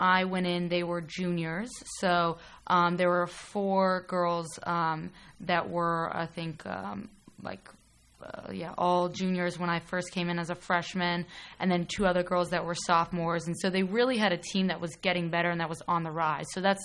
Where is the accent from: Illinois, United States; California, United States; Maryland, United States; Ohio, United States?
Ohio, United States; New Albany; also born or lived in Pittsburgh, Pennsylvania; I'm from New Albany, which is actually 25 minutes away from campus. So that's where I grew up. I was born in Pittsburgh, but moved to Columbus when I was 6 years old.